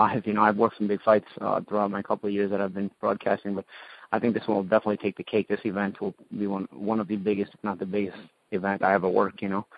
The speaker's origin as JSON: {"language": "English", "region": "New York", "country": "United States", "said": "a New Yorker"}